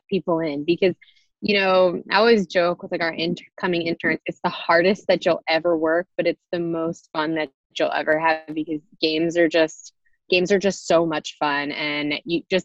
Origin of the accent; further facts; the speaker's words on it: United States; moved away; I grew up right outside New York City